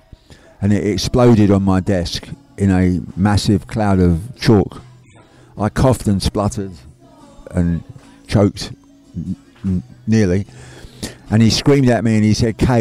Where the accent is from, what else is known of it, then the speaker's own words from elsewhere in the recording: London, United Kingdom; I grew up in London